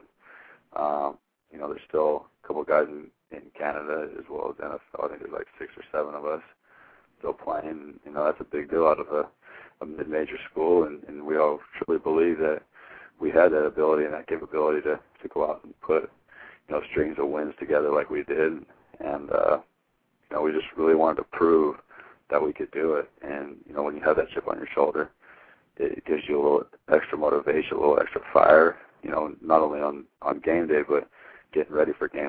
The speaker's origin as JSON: {"language": "English", "town": "Hermiston", "region": "Oregon", "country": "United States", "tie": "born or raised there", "said": "It was huge because growing up from where I'm from, was not a lot of people come out of Hermiston with Division I scholarships"}